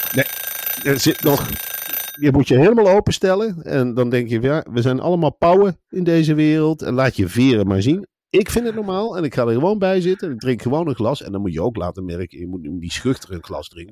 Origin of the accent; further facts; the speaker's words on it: Arnhem, Gelderland, Netherlands; ik kom uit Arnhem.